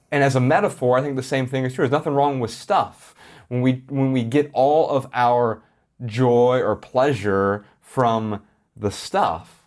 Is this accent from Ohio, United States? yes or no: yes; Columbus, Ohio, United States; Growing up in Columbus, Ohio